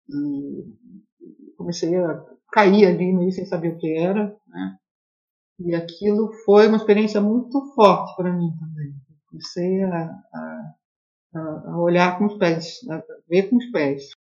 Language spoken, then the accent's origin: Portuguese; Rio de Janeiro, Brazil; E, bom, eu sou do Rio de Janeiro, né, venho de uma, uma tradição aqui modernista em que o piloti é muito forte